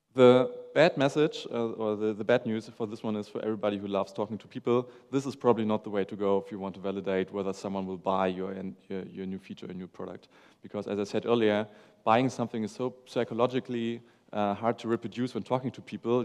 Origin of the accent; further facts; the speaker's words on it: Hamburg, Germany; I'm from Hamburg, Germany.